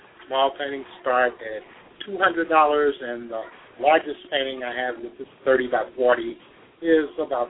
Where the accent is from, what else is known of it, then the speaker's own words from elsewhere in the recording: Detroit, Michigan, United States; I'm a painter from Detroit, Michigan.